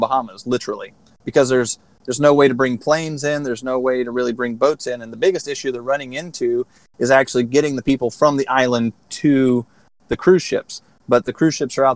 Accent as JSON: {"language": "English", "town": "Charleston", "region": "South Carolina", "country": "United States", "said": "I am from Charleston, South Carolina"}